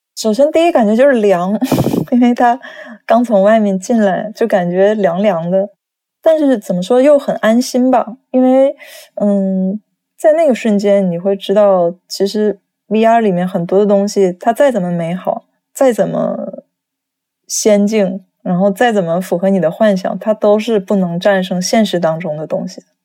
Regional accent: China; now in Tokyo, Japan; 我是中国人

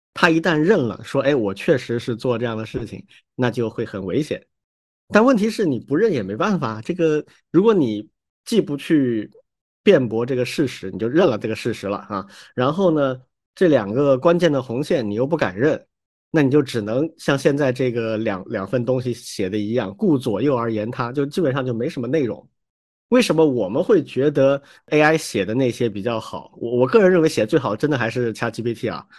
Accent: China; 我们中国人

